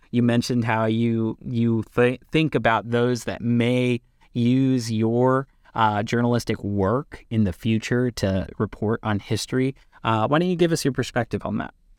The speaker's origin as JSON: {"language": "English", "town": "Lebanon", "region": "Pennsylvania", "country": "United States", "said": "I am from L-, Lebanon, Pennsylvania"}